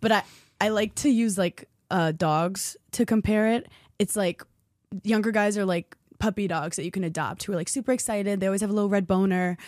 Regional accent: New York, United States; I'm a New Yorker

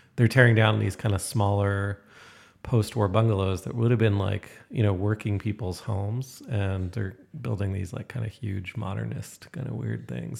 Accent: Toronto, Ontario, Canada; moved away as an adult; also born or lived in Syracuse; now in Calgary, Canada; growing up in Toronto

